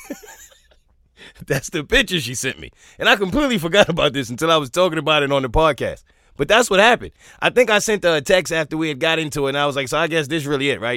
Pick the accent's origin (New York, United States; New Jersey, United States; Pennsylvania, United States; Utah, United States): New York, United States; I'm from New York